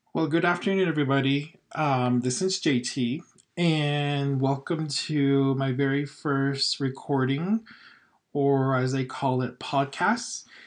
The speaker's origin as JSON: {"language": "English", "town": "Twin Lakes", "region": "New Mexico", "country": "United States", "tie": "born or raised there", "said": "growing up in Twin Lakes, I, as I said, it was very close to home"}